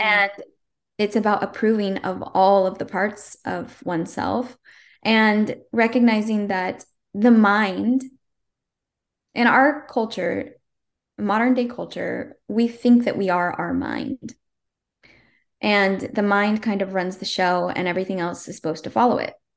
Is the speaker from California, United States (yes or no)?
yes; Northern California, United States; I came home to my hometown, Northern California